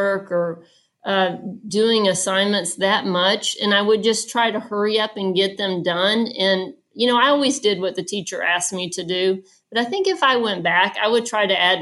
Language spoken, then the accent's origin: English; Atlanta, Georgia, United States; moved away; I grew up in Atlanta, Georgia, and I was the oldest of three girls in my family